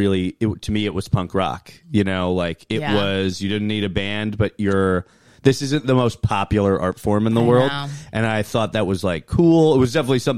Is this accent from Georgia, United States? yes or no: no; Concord, Massachusetts, United States; also born or lived in Manhattan, New York; now in Jersey City, United States; I grew up outside Boston.